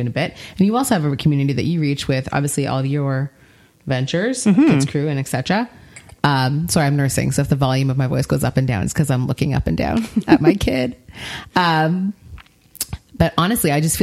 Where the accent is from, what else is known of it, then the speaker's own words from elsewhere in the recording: Toronto, Ontario, Canada; I'm from Toronto.